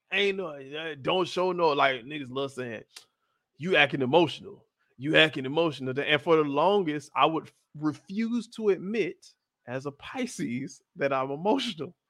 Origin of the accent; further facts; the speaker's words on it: Florida, United States; I'm from Florida